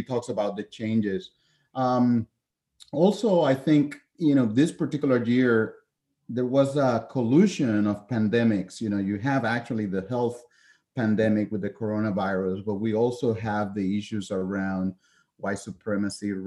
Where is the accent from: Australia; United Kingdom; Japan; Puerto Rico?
Puerto Rico; moved away as an adult; also born or lived in continental United States; was born and raised in Puerto Rico